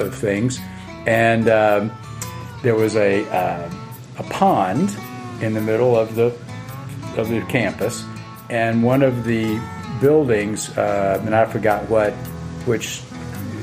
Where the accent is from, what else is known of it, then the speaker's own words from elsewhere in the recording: Atlanta, Georgia, United States; also born or lived in Athens, Georgia; spent the summer in Atlanta, where I'm from Georgia, and at my mother's place